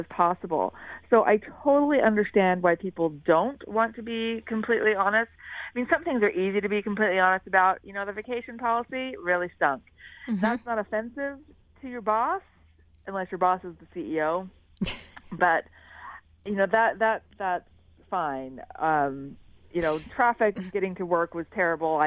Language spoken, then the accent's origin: English; Philadelphia, Pennsylvania, United States; moved away as an adult; now in Switzerland; I'm from Philadelphia